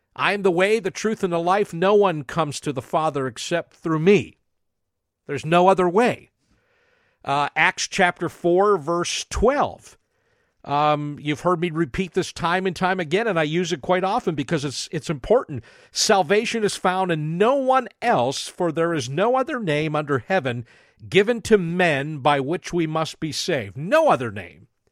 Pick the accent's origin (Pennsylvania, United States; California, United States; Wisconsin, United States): Pennsylvania, United States; New Castle; moved away; I come from a small city called Newcastle, Pennsylvania, and every time I go back there, I go back home.